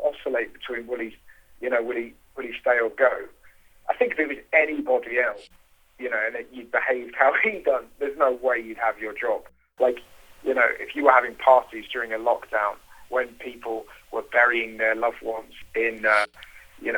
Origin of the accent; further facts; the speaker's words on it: United Kingdom; being a British satirical comedian